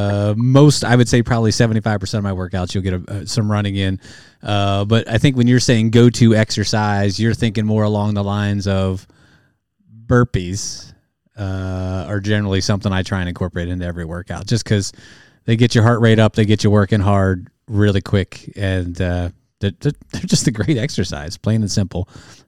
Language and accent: English; State College, Pennsylvania, United States; I was born in State College, Pennsylvania. Happy Valley